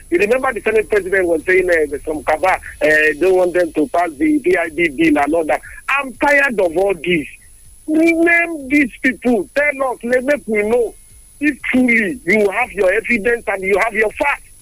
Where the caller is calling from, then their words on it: Abeokuta, Ogun State, Nigeria; I'm calling from the People's Parliament in Leme, um, in Abeokuta.